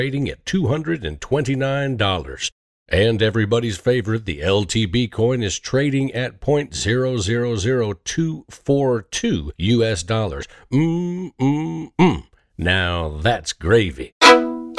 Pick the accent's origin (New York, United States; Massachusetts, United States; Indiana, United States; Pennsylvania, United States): Indiana, United States; Indianapolis; also born or lived in West Lafayette, Indiana; I was born in West Lafayette, Indiana, in 1963, when my parents were attending Purdue University, but I was raised in Indianapolis.